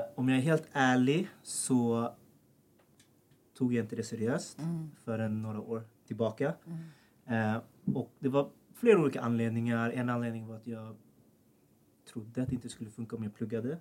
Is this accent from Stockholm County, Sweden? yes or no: yes; Sollentuna, Stockholm County, Sweden; Född och uppvuxen i Sollentuna, som är väldigt nära här